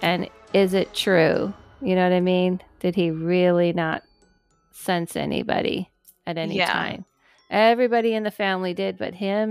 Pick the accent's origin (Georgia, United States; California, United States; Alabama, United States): California, United States; I grew up in California.